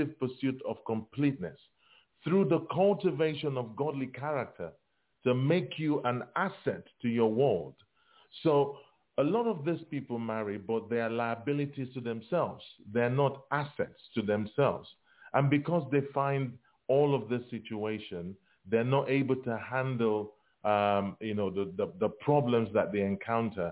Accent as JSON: {"language": "English", "country": "Nigeria", "tie": "born or raised there", "said": "growing up in Africa, in Nigeria, there was a lot of expectation, as a child"}